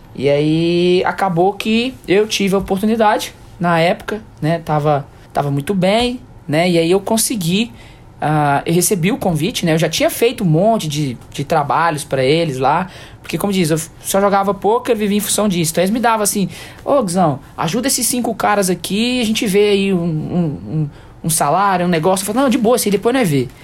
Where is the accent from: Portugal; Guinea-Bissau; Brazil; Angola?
Brazil; a gente é brasileiro